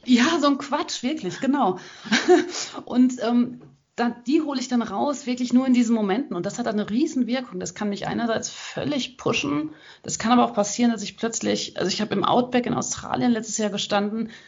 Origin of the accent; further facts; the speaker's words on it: Hagen, North Rhine-Westphalia, Germany; ich komme aus Hagen